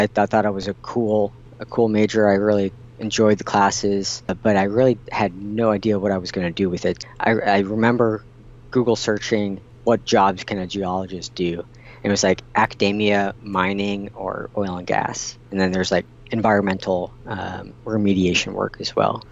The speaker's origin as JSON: {"language": "English", "region": "Wisconsin", "country": "United States", "tie": "born or raised there", "also_born_or_lived": "Virginia", "moved": "as an adult", "lives_now": "Houston, United States", "said": "I'm originally from Wisconsin. Grew up there"}